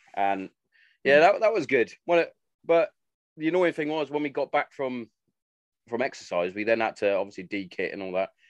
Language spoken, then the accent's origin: English; Hereford, West Midlands, United Kingdom; moved away as an adult; now in Kent, United Kingdom; it's such a backwards place, like Hereford. It's it's weird. It is a weird place, but I I, I love it. To me, still yeah. it's still home. Like I live in yeah, Kent yeah. now